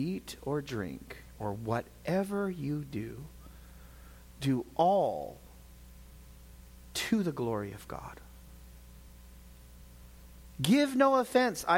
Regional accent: United States; as an American

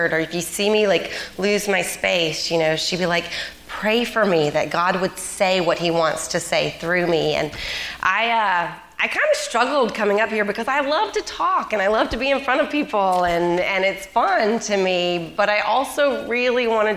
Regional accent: Mississippi, United States; I'm from Mississippi

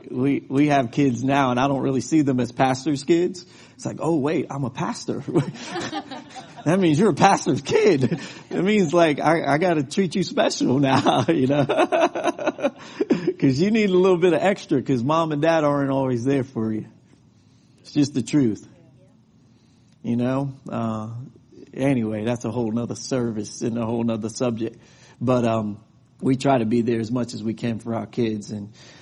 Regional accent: New York, United States; now in Texas, United States; I'm from New York and I live in Texas

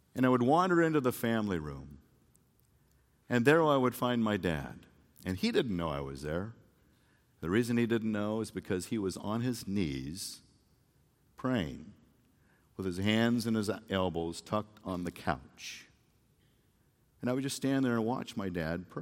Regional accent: Phoenix, Arizona, United States; I came home from Phoenix Christian High School, and I was a football player

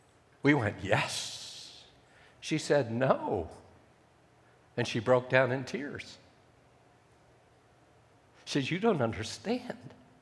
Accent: Ethiopia; I grew up in Ethiopia. My parents were with the SIM, And I lived in Ethiopia for 17 years

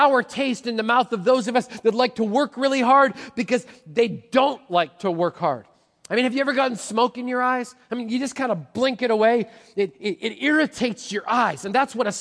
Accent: Manitoba, Canada; now in Washington, United States; I grew up in Manitoba

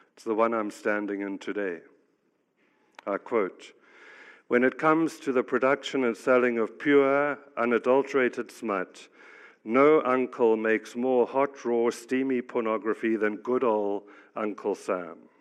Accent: South Africa; moved away; I'm actually African. I grew up in South Africa. I've lived around the world

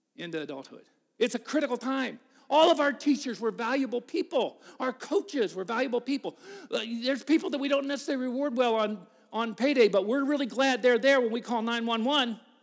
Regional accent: United States; I told him the U S

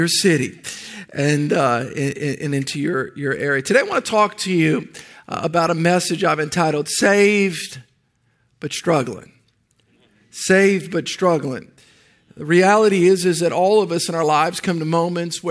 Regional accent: New Orleans, Louisiana, United States; I grew up in the New Orleans area

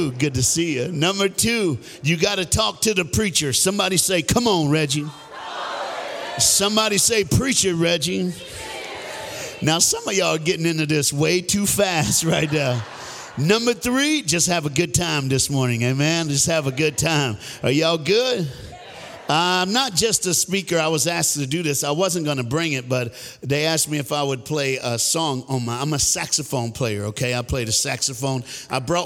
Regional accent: Fort Myers, Florida, United States; I'm from Fort Myers, Florida. And I'm black

